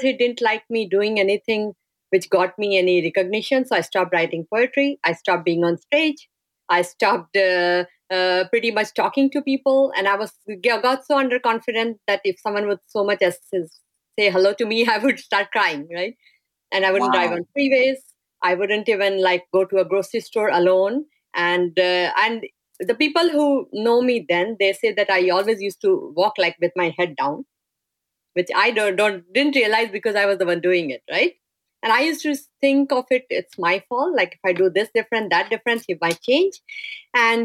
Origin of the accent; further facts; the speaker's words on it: India; moved away as an adult; I'm from India and I've grown up in a very sheltered and nice family atmosphere